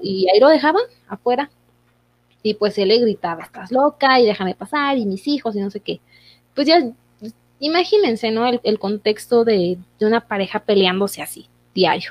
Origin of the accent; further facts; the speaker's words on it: Mexico; nosotros como mexicanos